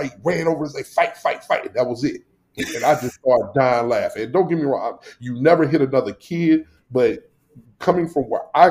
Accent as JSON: {"language": "English", "town": "St. Louis", "region": "Missouri", "country": "United States", "tie": "born or raised there", "moved": "yes", "lives_now": "Rochester, United States", "said": "I grew up in Northside St. Louis"}